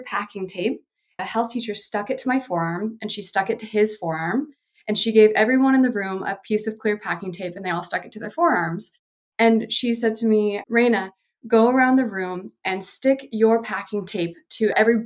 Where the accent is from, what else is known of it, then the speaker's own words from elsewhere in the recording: the Bible Belt, United States; I grew up in the Bible Belt in the 90s